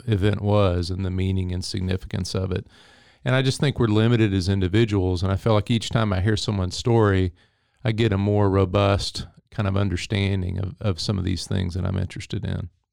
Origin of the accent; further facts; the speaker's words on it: Henderson, Texas, United States; moved away as an adult; also born or lived in California; Henderson, Texas, which is where I'm from.